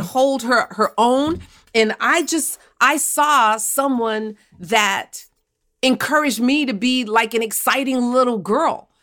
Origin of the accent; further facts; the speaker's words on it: New York City, New York, United States; I was born and raised in Bed-Stuy, Brooklyn